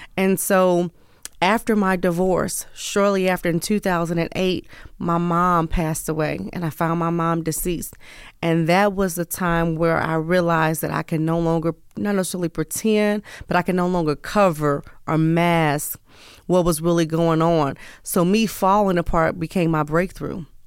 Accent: St. Louis, Missouri, United States; also born or lived in East Coast / the South; now in West Coast, United States; born and raised in the Midwest, Missouri, Saint Louis, Missouri, but have lived all vo-, all over

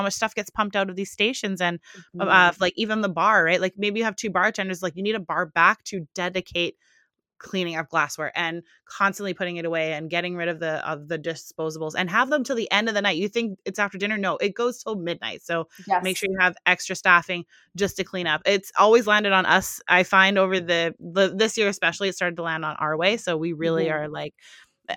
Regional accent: Canada; we're Canadian

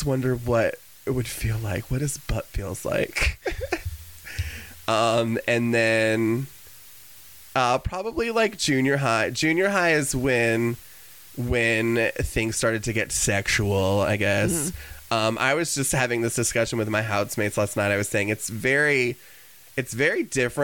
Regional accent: Cedar Rapids, Palo, Iowa, United States; I was born in Cedar Rapids, Iowa

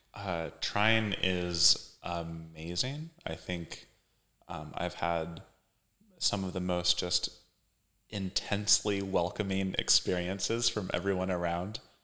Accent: Kansas, United States; also born or lived in Philadelphia; now in Indiana, United States; I'm from Kansas originally

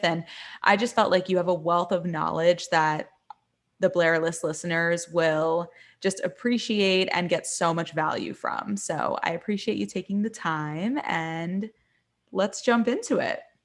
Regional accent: Miami, Florida, United States; moved away as an adult; also born or lived in New York; I'm from Miami. I moved to New York when I was eighteen.

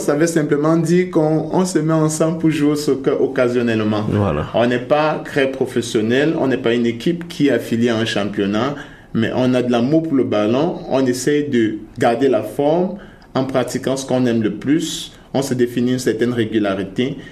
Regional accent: Cameroon; moved away as an adult; now in Canada; je suis du Cameroun

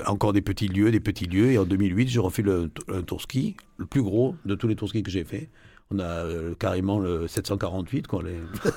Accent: Provence-Alpes-Côte d'Azur, France; moved away as an adult; also born or lived in Marseille / Morocco / Nièvre; je suis des Alpes-Maritimes

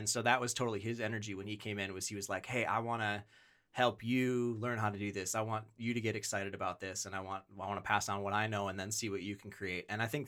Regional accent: Wisconsin, United States; now in Rochester, United States; I have now lived in Rochester for about 10 years. I grew up in Wisconsin.

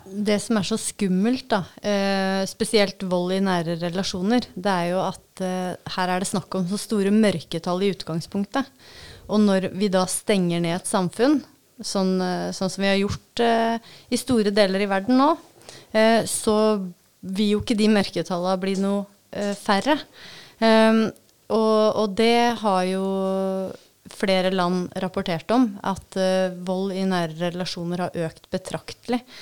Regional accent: Vestre Bamble, Vestfold og Telemark, Norway; also born or lived in Kragerø; now in Levangsheia, Norway; jeg er jo fra Vestbamble

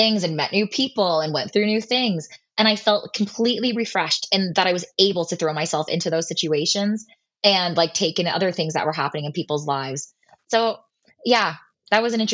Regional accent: Oakville, Ontario, Canada; I'm from Oakville

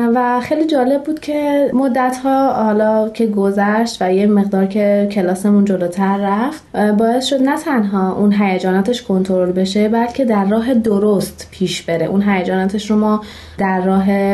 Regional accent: Shiraz, Fars, Iran; 29 سالمه و اهل شیراز هستم

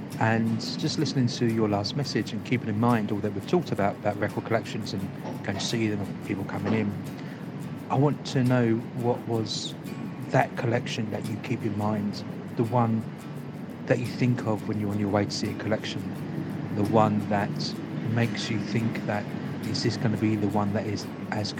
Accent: London, United Kingdom; I grew up in London

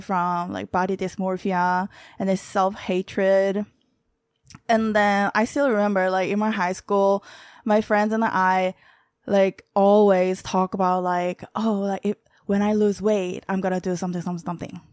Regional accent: Daegu, South Korea; English is a second language; moved away as an adult; also born or lived in New York City, United States; now in United States; I'm from the city called Daegu

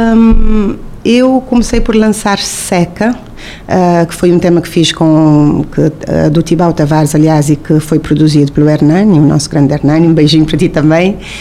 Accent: Cape Verde; moved away as an adult; also born or lived in Tarrafal, Santiago, Cape Verde / Portugal; eu nasci em Santiago, no Tarrafal de Santiago, mas também passei a minha infância entre Praia e Mindelo

